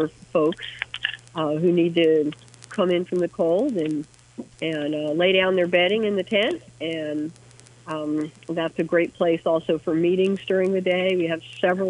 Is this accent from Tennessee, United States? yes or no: no; Missoula, Montana, United States; my hometown in Missoula